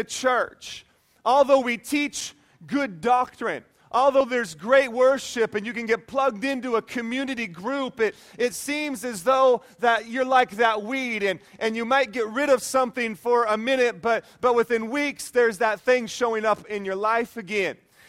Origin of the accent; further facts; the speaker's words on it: Whidbey Island, Washington, United States; Growing up on Whidbey Island, Washington, where it rains all the time, you can get a lot of big trees.